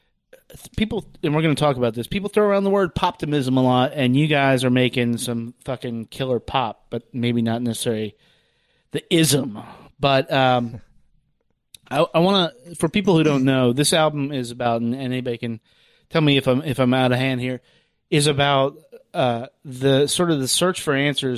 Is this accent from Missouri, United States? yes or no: no; Lynchburg, Virginia, United States; I grew up in Lynchburg, Virginia